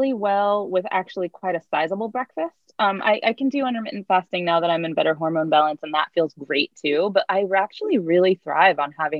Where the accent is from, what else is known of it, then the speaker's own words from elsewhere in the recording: East Coast, United States; I'm like Jewish from the East Coast